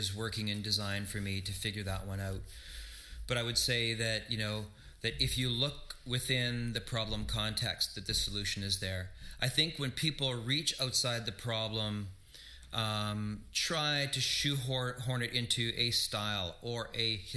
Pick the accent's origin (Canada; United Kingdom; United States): Canada; Flin Flon, Manitoba; now in Winnipeg, Canada; I grew up in Flin Flon, we had one channel